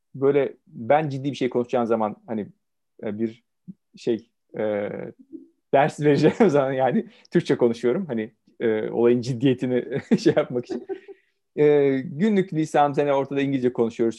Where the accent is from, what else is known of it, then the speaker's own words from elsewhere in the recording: Ankara, Turkey; first language Turkish; moved away as an adult; also born or lived in Istanbul / Romania; ben e, evet 70 doğumluyum, Ankara doğumluyum.